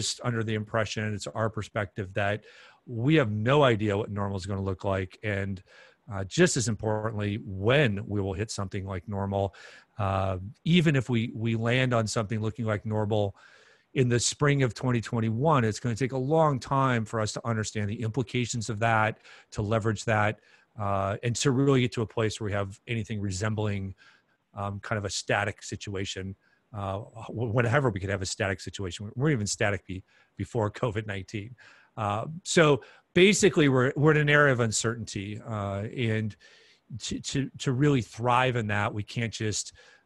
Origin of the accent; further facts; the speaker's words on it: Minneapolis–Saint Paul, Minnesota, United States; here in my hometown of the Twin Cities, Minnesota